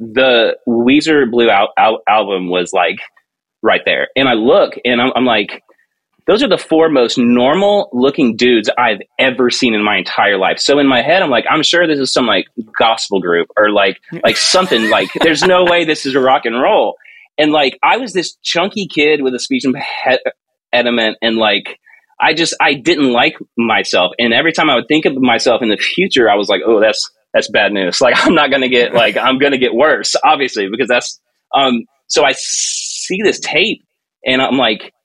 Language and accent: English; Georgia, United States; I grew up in Georgia. And Lake Lanier Islands was this big water park thing